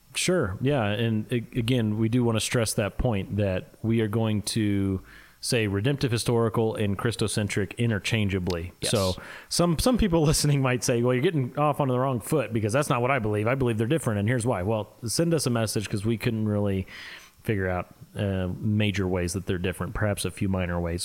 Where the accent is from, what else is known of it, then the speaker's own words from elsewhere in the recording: Midwest, United States; accent: Midwest; my Midwest accent